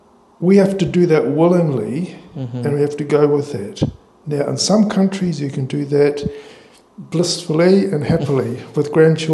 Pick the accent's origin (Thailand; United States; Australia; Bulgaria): Australia; now in New Zealand; as Australian, but obviously support here in New Zealand